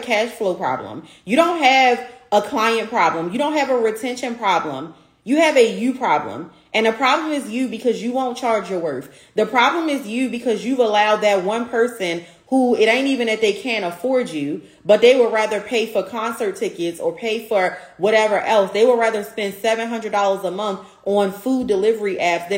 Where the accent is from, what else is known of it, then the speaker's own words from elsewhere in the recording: Baltimore, Maryland, United States; my hometown, Baltimore, Maryland